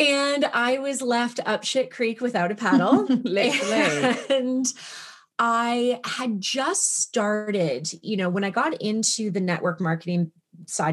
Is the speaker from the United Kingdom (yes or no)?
no; Toronto, Ontario, Canada; moved away as an adult; also born or lived in British Columbia; I'm from Canada. I moved from Toronto to like the middle of nowhere, British Columbia, very close to Alaska